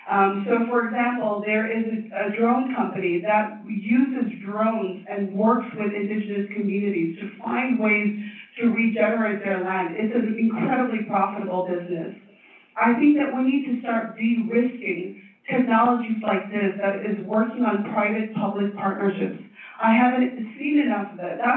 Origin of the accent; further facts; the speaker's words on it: Tibet, China; also born or lived in Oakland / Stanford; now in United States; I'm from Tibet. Maybe the furthest of anyone here. Is anyone here further from Tibet? Um, so, uh, came here on a green card lottery and went to college, community college in Oakland, and then went to Stanford and became the first Tibetan